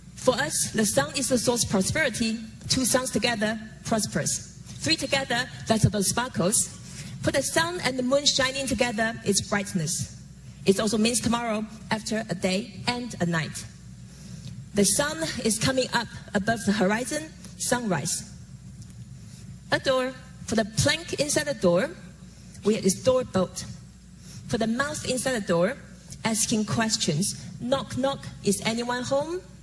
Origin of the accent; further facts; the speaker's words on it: Taiwan; Growing up in Taiwan as a daughter calligrapher